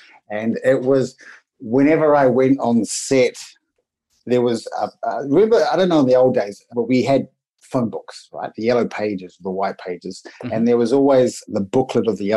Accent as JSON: {"language": "English", "country": "New Zealand", "accent": "Kiwi", "moved": "yes", "lives_now": "Australia", "said": "I'm a Kiwi. This is a Kiwi accent."}